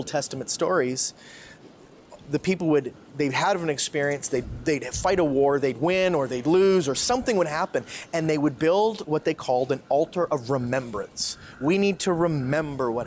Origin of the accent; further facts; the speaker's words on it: Canada; now in Philippines; I'm a Canadian. I'm a white male Canadian